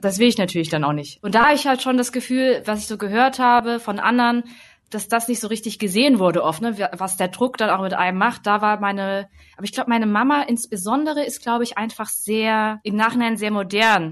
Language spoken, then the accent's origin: German; Hemsbach, Baden-Württemberg, Germany; Hemsbach oder so, wo ich halt zur Schule gegangen bin.